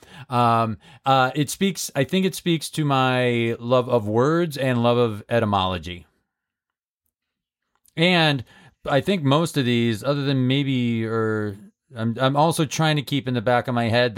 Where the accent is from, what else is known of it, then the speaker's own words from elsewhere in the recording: Holyoke, Massachusetts, United States; Holyoke, my hometown.